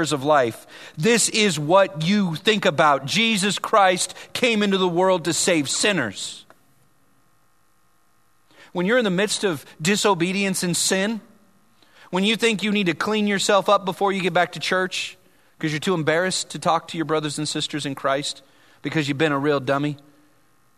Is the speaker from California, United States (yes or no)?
yes; Vallejo, California, United States; people I grew up with in Vallejo